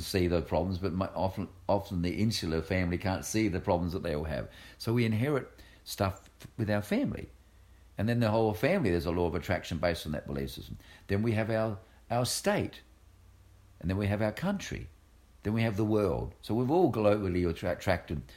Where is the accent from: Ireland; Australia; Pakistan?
Australia; moved away; I'm Australian as well